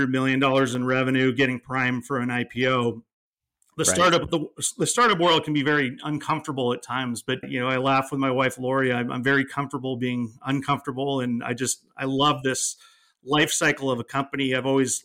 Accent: East Bay, California, United States; I grew up in the East Bay, went to public school at Occalani's High School, and then attended UC Berkeley

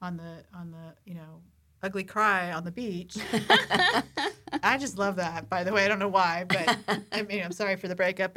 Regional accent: San Diego, California, United States; we grew up in La Jolla. I still live in San Diego now.

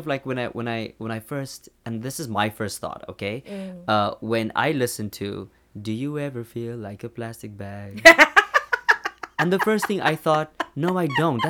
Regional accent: South Africa; I'm South African, yeah, and that does not.

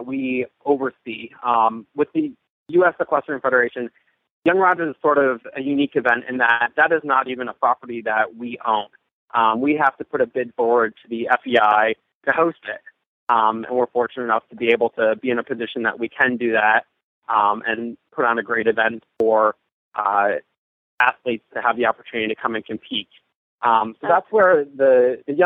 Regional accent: Buffalo, New York, United States; moved away; also born or lived in Kentucky; I'm originally from Buffalo, New York, and I grew up riding in the hunter jumper industry and moved down to Kentucky

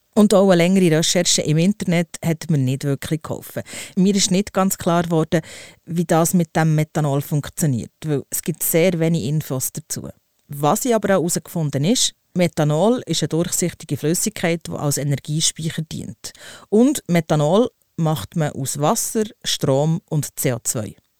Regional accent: Switzerland; bei uns in der Schweiz

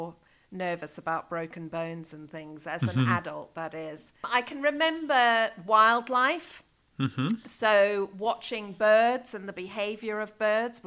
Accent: South Africa; moved away as an adult; also born or lived in Zambia / Johannesburg, South Africa / Cape Town, South Africa / Pretoria, South Africa; now in Chester, United Kingdom; I was born in Zambia and had my early years there before we moved down to South Africa as a family. So most of my education has been in South Africa

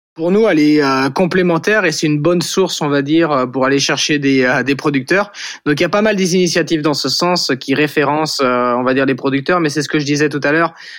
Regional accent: Saint-Jean-de-Monts, Pays de la Loire, France; also born or lived in Nantes; j'ai grandi à, Saint-Jean-de-Mont en Vendée, c'est sur la côte à, 45 minutes euh, d'ici de Nantes

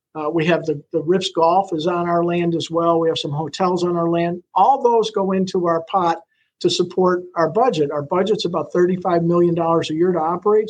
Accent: Buffalo, New York, United States; moved away as an adult; now in Sarasota, United States; I grew up in Buffalo

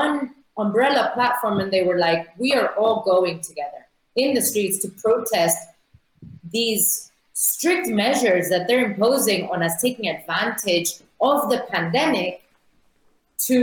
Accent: Nicosia, Cyprus; my hometown, Nicosia

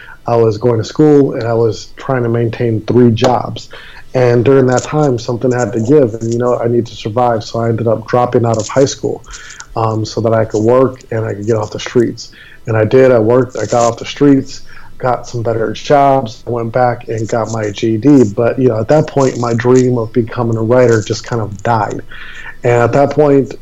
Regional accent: Milwaukee, Wisconsin, United States; also born or lived in Maui, Hawaii; now in Fort Lauderdale, United States; I was born and raised in Milwaukee, Wisconsin

